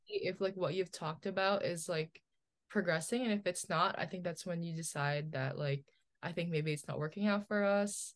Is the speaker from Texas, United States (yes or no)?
no; New Jersey, United States; also born or lived in Philippines; I was born in the Philippines. but I grew up in New Jersey